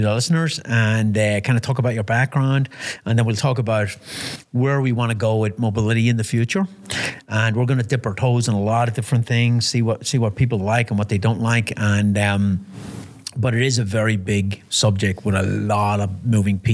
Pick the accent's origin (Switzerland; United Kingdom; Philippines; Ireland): Ireland; now in United States; when I went to school in Ireland